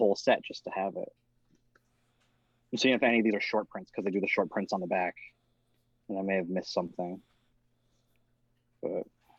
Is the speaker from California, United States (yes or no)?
no; Connecticut, United States; growing up in Connecticut